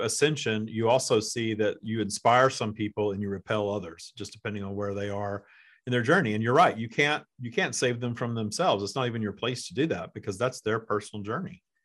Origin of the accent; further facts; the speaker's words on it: the South, United States; I grew up in the South, too